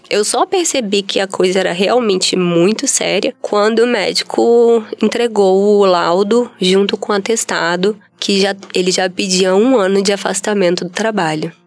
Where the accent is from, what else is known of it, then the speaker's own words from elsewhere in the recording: Vitória, Espírito Santo, Brazil; sou daqui do Espírito Santo mesmo, nasci em Vitória, né? Natural de Vitória. Cresci e estudei em, em Vitória, em escolas públicas